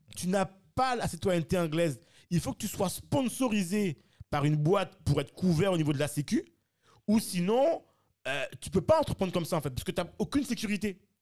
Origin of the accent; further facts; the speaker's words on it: France; moved away as an adult; on a grandi en France